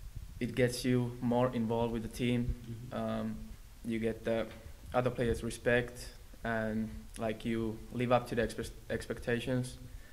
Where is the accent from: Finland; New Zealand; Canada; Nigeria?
Finland